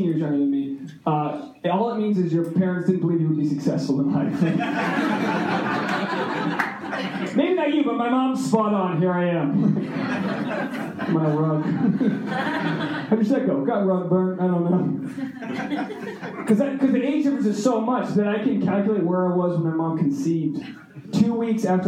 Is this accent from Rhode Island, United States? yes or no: yes; Rhode Island, United States; moved away; I come from Rhode Island. I'm a New Englander